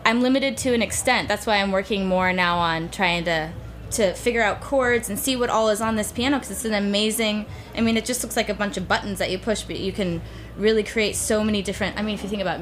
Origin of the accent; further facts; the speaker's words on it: United States; I'm American